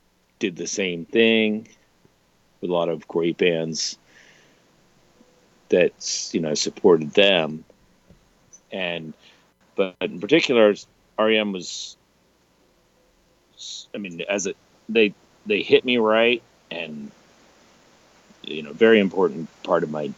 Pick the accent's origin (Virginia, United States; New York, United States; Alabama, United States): Virginia, United States; Richmond; I grew up in Richmond, Virginia